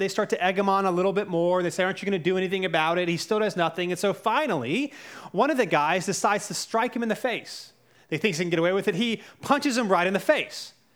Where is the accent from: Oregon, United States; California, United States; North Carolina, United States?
North Carolina, United States; Cary; also born or lived in Charlotte, North Carolina; We moved to Cary when I was around five